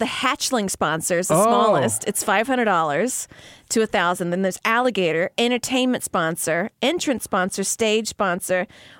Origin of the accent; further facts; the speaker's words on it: Louisiana, United States; moved away; I'm from Louisiana.